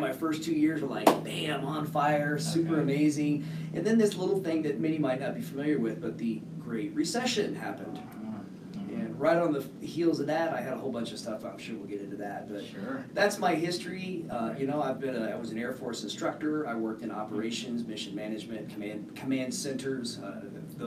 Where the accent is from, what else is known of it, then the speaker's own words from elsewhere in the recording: Colorado Springs, Colorado, United States; also born or lived in Guam / England / Netherlands / Turkey; I'm a local boy. I grew up in Colorado Springs. Moved here as a military brat in a year undisclosed.